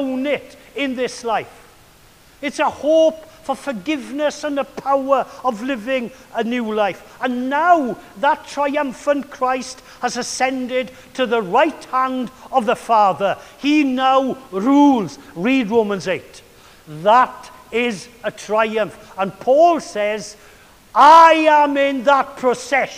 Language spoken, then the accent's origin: English; Wales, United Kingdom; I was brought up with Caractacus, but not as Caractacus, but as the Welsh Caradog